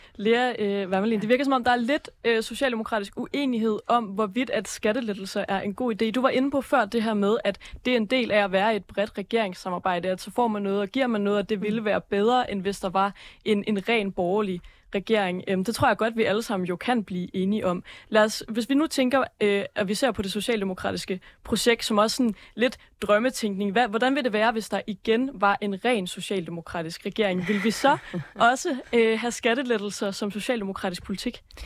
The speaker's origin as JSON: {"language": "Danish", "town": "Aalborg", "region": "North Denmark Region", "country": "Denmark", "said": "Jeg er selv fra Aalborg og har venner både fra, fra Aalborg Øst og fra Hasseris"}